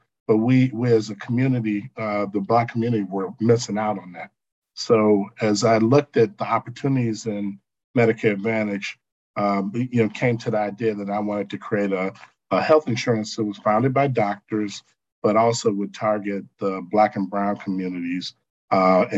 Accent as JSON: {"language": "English", "town": "Chicago", "region": "Illinois", "country": "United States", "said": "I'm from the South Side of Chicago"}